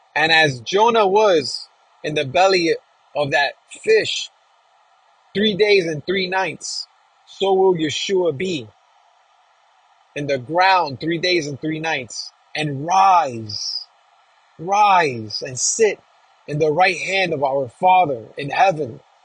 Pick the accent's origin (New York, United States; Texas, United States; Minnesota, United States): New York, United States; New York City; being born and raised in New York, in Queens, New York, Flushing, where my peeps